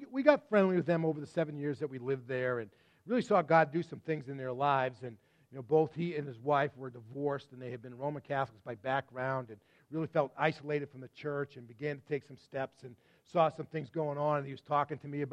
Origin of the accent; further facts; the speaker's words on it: Massachusetts, United States; also born or lived in Texas; we grew up in Massachusetts